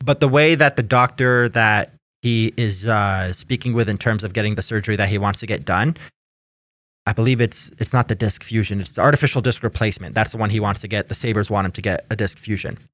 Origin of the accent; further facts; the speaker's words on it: Canada; I'm Canadian